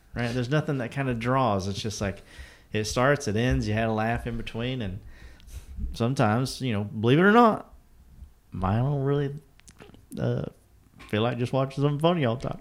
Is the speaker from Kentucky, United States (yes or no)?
yes; eastern Kentucky, United States; I'm from the mountains of eastern Kentucky